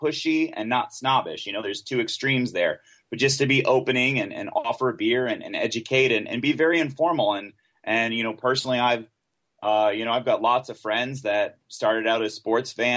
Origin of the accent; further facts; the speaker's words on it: United States; also born or lived in Honduras; as an American